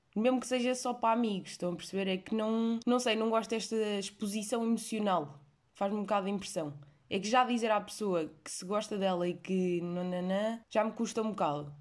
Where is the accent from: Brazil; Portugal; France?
Portugal; eu nasci em Portugal